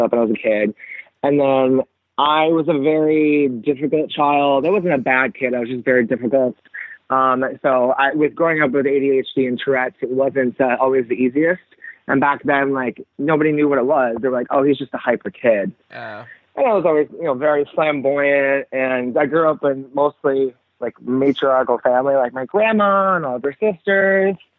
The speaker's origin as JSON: {"language": "English", "region": "Minnesota", "country": "United States", "tie": "born or raised there", "also_born_or_lived": "Seattle / Europe / Korea", "moved": "as an adult", "lives_now": "Savannah, United States", "said": "I grew up in Minnesota"}